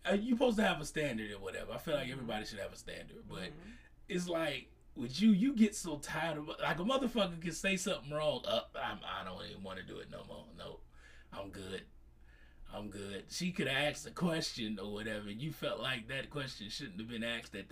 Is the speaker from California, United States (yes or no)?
no; Chicago, Illinois, United States; moved away; I'm originally from Chicago